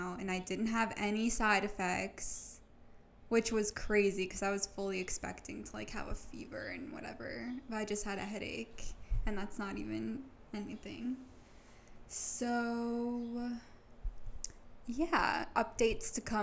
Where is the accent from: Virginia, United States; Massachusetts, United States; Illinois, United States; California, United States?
Massachusetts, United States; North Shore; I am from the North Shore